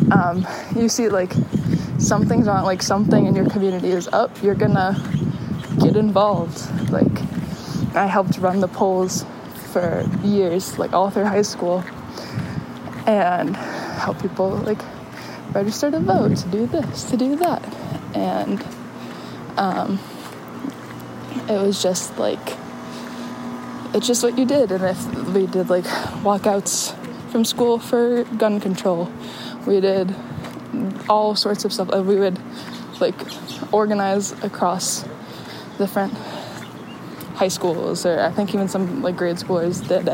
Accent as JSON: {"language": "English", "town": "San Diego", "region": "California", "country": "United States", "tie": "born or raised there", "also_born_or_lived": "Chicago, Illinois", "moved": "yes", "said": "I was born in San Diego, grew up between there and Chicago. But Chicago's, they're both home."}